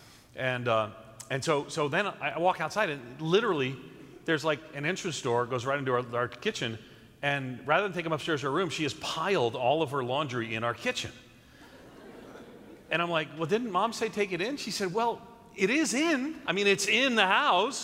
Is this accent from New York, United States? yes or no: yes; New York, United States; moved away as an adult; also born or lived in the South (US) / Midwest (US); I'm a New Yorker. I grew up in New York. But when I moved to the South